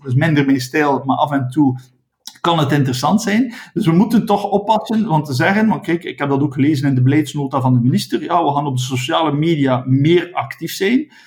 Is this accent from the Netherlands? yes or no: no; West Flanders, Belgium; Ik ben een West-Vlaming